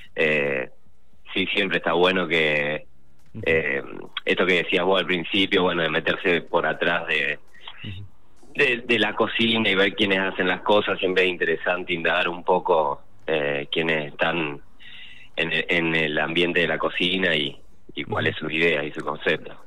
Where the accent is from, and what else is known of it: Rosario, Santa Fe, Argentina